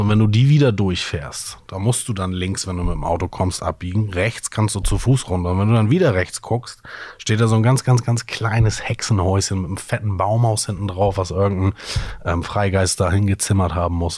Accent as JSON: {"language": "German", "region": "Hamburg", "country": "Germany", "tie": "born or raised there", "said": "ich selber bin aufgewachsen in Sasel"}